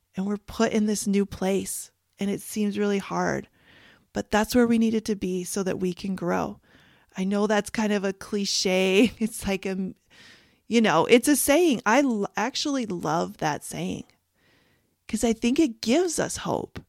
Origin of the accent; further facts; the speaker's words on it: Canada; moved away; I grew up in Canada